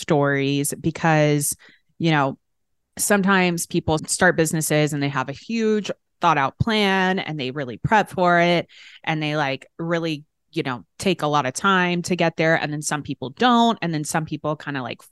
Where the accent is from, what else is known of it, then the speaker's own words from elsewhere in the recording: Dallas, Texas, United States; now in Los Angeles, United States; I'm from Dallas and now